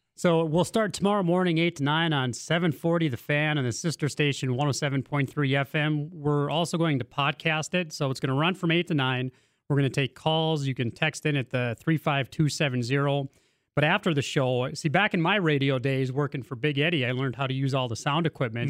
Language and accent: English; Maddock, North Dakota, United States; I'm from Maddock